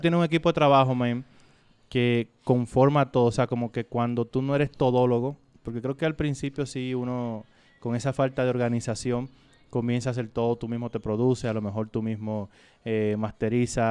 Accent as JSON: {"language": "Spanish", "country": "Dominican Republic", "said": "yo soy de República Dominicana"}